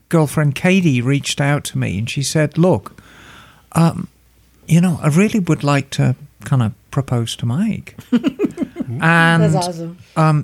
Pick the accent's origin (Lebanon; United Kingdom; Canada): United Kingdom; England; accent: posh English; moved away; I'm posh English